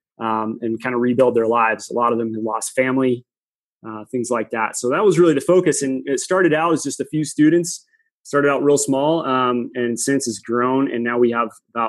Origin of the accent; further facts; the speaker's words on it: Pacific Northwest, United States; I grew up in the Pacific Northwest.